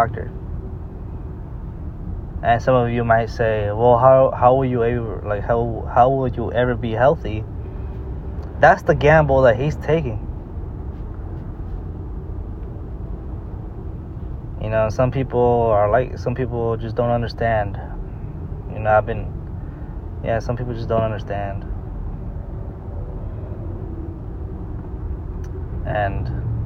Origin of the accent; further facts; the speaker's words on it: United States; we're born in the United States and we're American